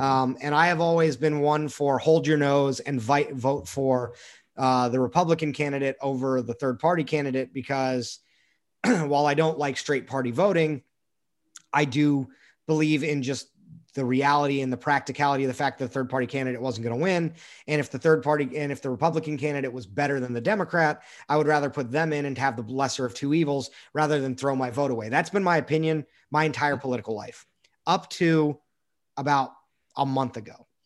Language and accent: English; United States; we as an American people